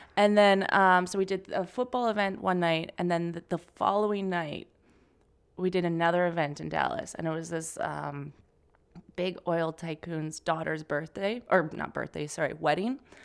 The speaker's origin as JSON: {"language": "English", "town": "Calgary", "region": "Alberta", "country": "Canada", "moved": "as an adult", "lives_now": "New York, United States", "said": "from Canada, Calgary, Alberta"}